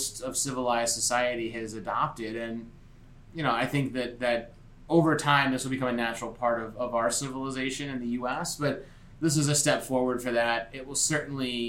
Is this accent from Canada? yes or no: no; New Jersey, United States; my home state of New Jersey now